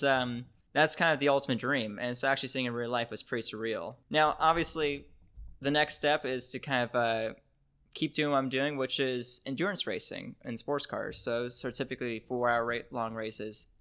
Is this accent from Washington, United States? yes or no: yes; Seattle, Washington, United States; we're American. I'm from Seattle.